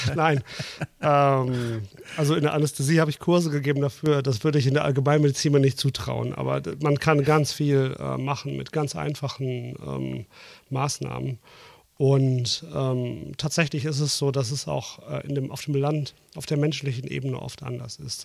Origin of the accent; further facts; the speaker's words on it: Dortmund, North Rhine-Westphalia, Germany; moved away; also born or lived in Hesse; Ich bin ja Großstädter. Ich komme aus Dortmund. Mhm. Ab und zu hört man es vielleicht ein bisschen raus.